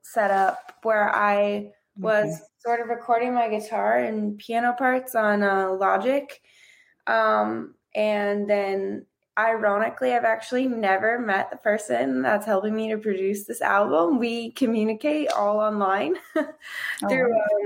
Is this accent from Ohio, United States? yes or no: no; Florida, United States; I'm originally from Florida.